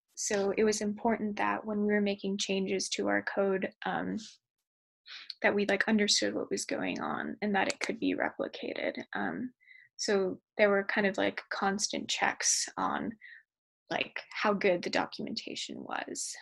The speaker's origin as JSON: {"language": "English", "town": "Sacramento", "region": "California", "country": "United States", "also_born_or_lived": "Portland, Oregon", "moved": "yes", "said": "I'm from Sacramento, California"}